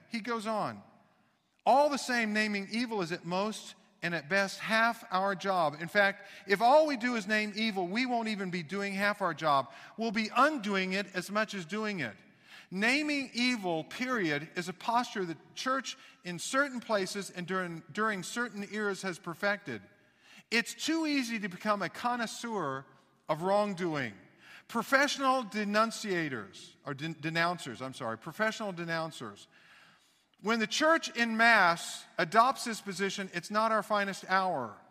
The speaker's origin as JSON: {"language": "English", "town": "Kansas City", "region": "Missouri", "country": "United States", "tie": "born or raised there", "also_born_or_lived": "Knoxville, Tennessee / Texas", "moved": "yes", "said": "I grew up, again, in Kansas City, but I was born in Knoxville, Tennessee."}